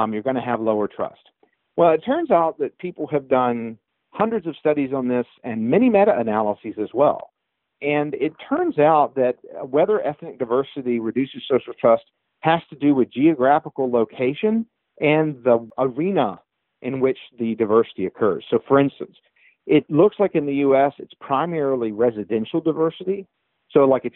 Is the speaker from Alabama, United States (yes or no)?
yes; South Alabama, United States; moved away; growing up in South Alabama